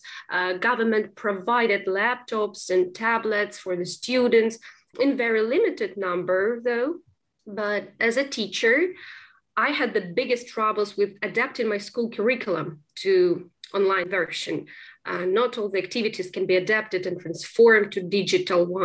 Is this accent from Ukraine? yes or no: yes; Kropyvnytskyi, Kirovohrad Oblast, Ukraine; English is a second language; moved away as an adult; also born or lived in Kyiv, Ukraine; now in London, United Kingdom; So, I'm from Kyiv, but my native town is Kropyvnytsky, which is in central Ukraine.